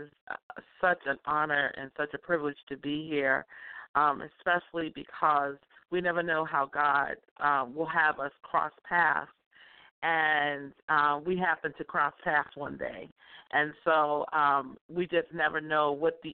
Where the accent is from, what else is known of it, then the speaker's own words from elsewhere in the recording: Boston, Massachusetts, United States; I grew up in Dorchester, Massachusetts